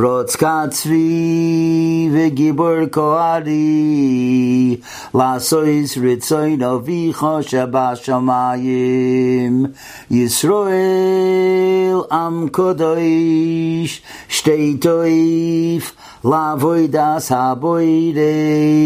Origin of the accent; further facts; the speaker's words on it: United States; I'm from America, I'm going back in 2-3 days.